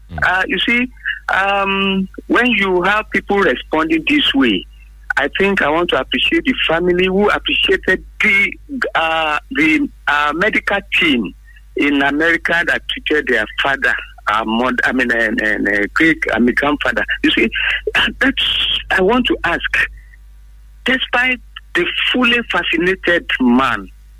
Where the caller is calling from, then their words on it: Abeokuta, Ogun State, Nigeria; calling from Abeokuta.